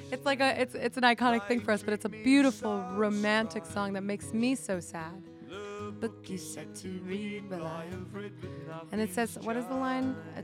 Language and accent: English; Miami, Florida, United States; I'm not from Chicago. I'm from Miami